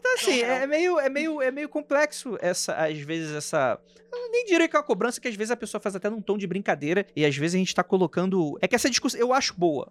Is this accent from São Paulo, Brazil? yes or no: no; Rio de Janeiro, Brazil; moved away; quando eu saí de Jacarepaguá